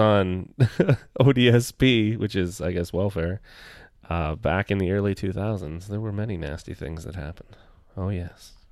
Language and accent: English; Toronto, Ontario, Canada; I was born and raised in Toronto.